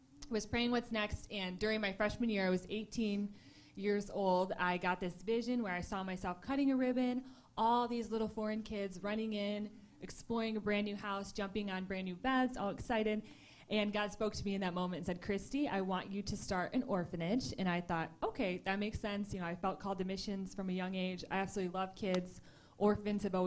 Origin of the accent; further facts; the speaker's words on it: Michigan, United States; moved away as an adult; also born or lived in Tulsa, Oklahoma; I grew up here in Michigan, and then I moved away when I was 18 to Tulsa, Oklahoma to go to school